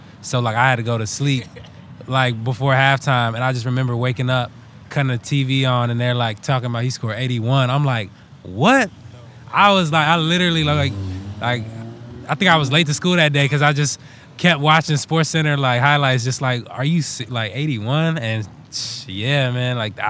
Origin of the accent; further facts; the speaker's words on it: Detroit, Michigan, United States; now in Los Angeles, United States; I'm from Detroit